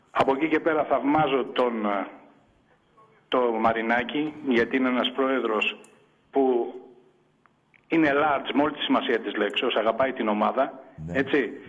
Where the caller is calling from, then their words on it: Kallithea, Attica, Greece; από την Καλυθέα